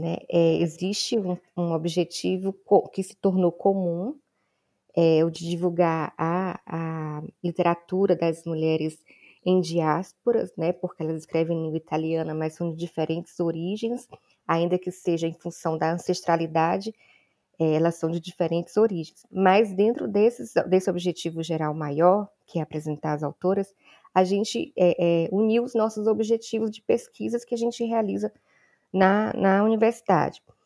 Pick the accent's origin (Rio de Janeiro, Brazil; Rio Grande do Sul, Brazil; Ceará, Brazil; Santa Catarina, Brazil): Ceará, Brazil; now in Salvador, Brazil; eu não sou baiana, eu sou cearense